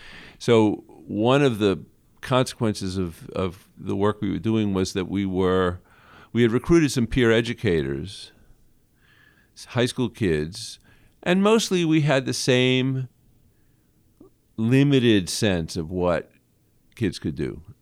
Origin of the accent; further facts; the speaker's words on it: Brooklyn, New York, United States; I grew up in Brooklyn and was born the year Jackie Robinson integrated baseball.